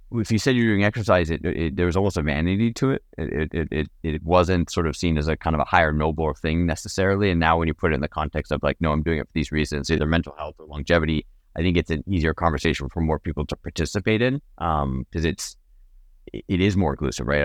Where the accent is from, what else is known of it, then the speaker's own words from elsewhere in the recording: Napa, California, United States; I grew up in Napa